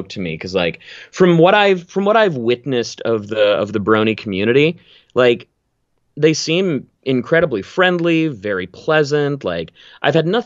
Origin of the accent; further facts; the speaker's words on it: Vancouver, British Columbia, Canada; So Vancouver specifically is uh, temperature wise, it's like a it's like a slightly nicer Seattle.